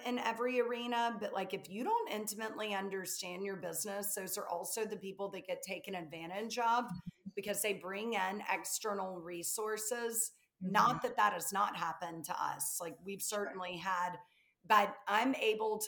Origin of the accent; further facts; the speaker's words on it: the South, United States; accent: Southern; I'm from the South, if you can't tell from my accent